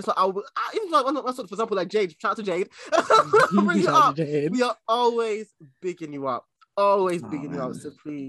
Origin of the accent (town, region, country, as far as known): Ghana